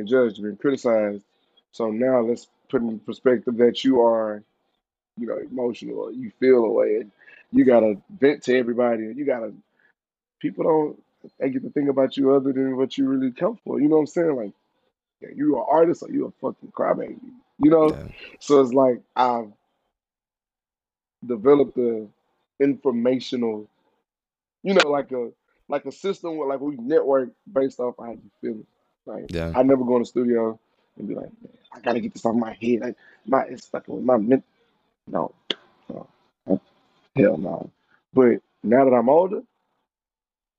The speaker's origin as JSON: {"language": "English", "town": "Houston", "region": "Texas", "country": "United States", "tie": "born or raised there", "said": "I'm from Houston. I'm from Dead End. Shout out Dead End. That's my fucking home. I grew up in the VA"}